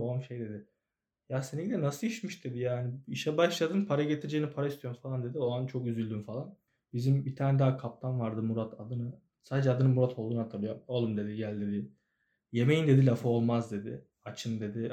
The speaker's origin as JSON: {"language": "Turkish", "region": "Ankara", "country": "Turkey", "tie": "born or raised there", "said": "Sincan'da büyüdüm ben."}